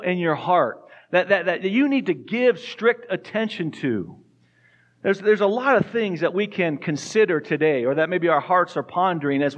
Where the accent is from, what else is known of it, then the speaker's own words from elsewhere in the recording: Tucson, Arizona, United States; moved away as an adult; also born or lived in New Mexico; now in Fort Collins, United States; We grew up in Tucson, Arizona